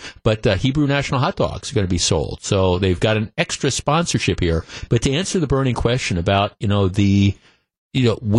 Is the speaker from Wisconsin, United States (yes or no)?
yes; Glendale, Wisconsin, United States; I grew up in Glendale.